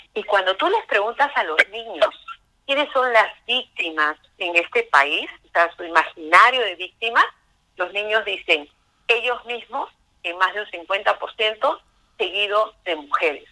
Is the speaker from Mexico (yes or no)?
no; Peru; nosotros como peruanos